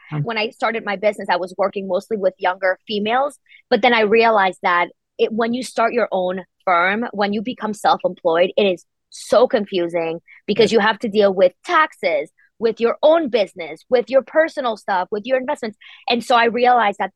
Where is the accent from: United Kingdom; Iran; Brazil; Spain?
Spain; now in United States; I'm originally from Spain